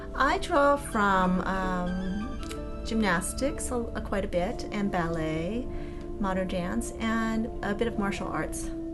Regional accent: San Francisco, California, United States; I grew up in San Francisco

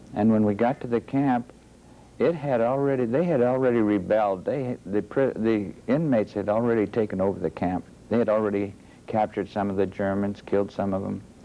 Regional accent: Youngstown, Ohio, United States; I was born in Youngstown, Ohio, northeast Ohio here

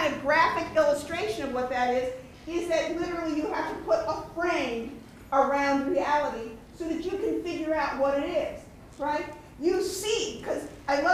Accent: Cleveland, Ohio, United States; I'm from Cleveland, Ohio.

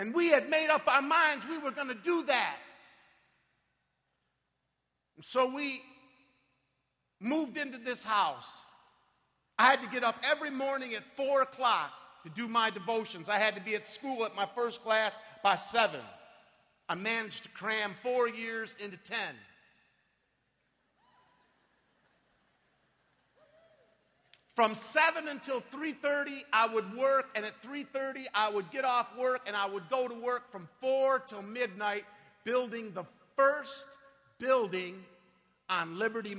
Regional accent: Detroit, Michigan, United States; moved away; I'm from Detroit

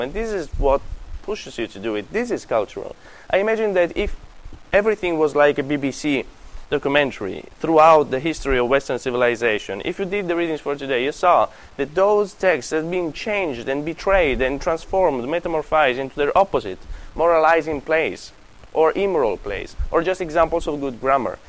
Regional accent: Sicily, Italy; moved away; I come from Sicily.

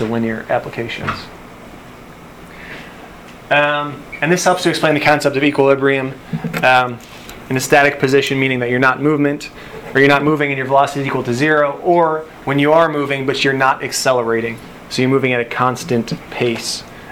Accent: Buffalo, New York, United States; now in Tennessee, United States; I grew up in Buffalo.

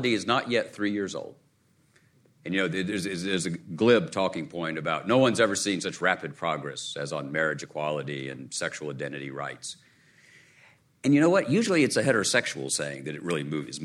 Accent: Chattanooga, Tennessee, United States; In my native region, I grew up in Chattanooga, Tennessee

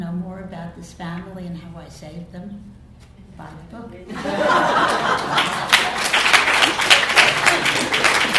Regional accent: New York City, New York, United States; I grew up in Brooklyn, the daughter of a rabbi, feeling imprisoned by religion and conventional morality

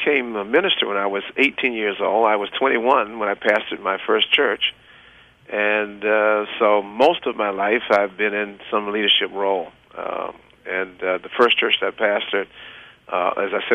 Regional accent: South Carolina, United States; moved away as an adult; now in Atlantic City, United States; I'm from South Carolina, and I attended South Carolina State University as well as Morris in South Carolina

